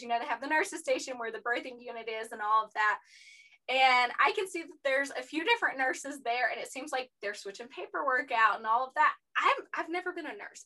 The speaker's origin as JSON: {"language": "English", "region": "East Tennessee", "country": "United States", "said": "I'm from East Tennessee and that's where Knoxville is"}